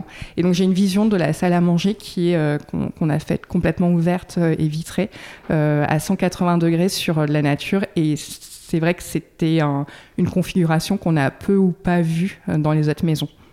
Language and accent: French; Dordogne, Nouvelle-Aquitaine, France; now in Bordeaux, France; je suis originaire de, de Dordogne